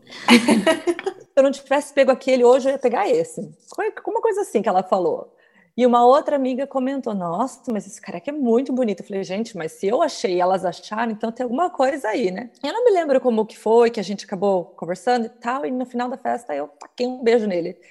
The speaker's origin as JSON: {"language": "Portuguese", "town": "Curitiba", "region": "Paraná", "country": "Brazil", "moved": "as an adult", "lives_now": "United States", "said": "Eu sou de Curitiba"}